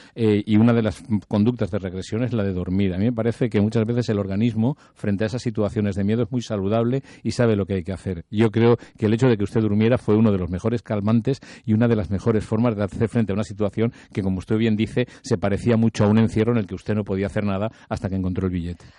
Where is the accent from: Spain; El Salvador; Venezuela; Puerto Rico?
Spain